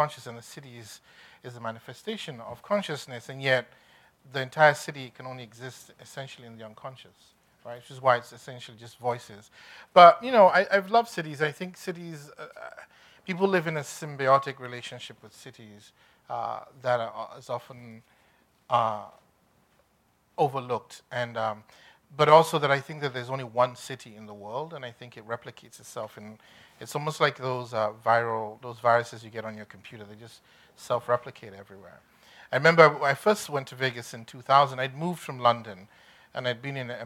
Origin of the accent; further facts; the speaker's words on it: Nigeria; I come from Nigeria